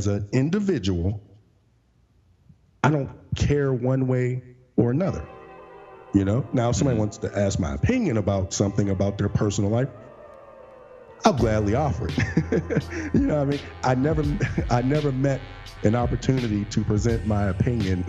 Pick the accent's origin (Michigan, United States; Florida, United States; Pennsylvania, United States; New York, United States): Pennsylvania, United States; Pittsburgh; I'm from Pittsburgh, PA, and our amusement park is Kennywood